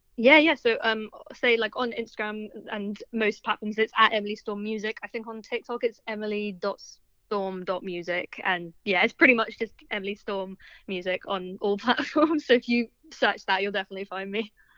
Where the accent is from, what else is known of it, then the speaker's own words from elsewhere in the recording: London, United Kingdom; also born or lived in Bristol; musician from Southwest London.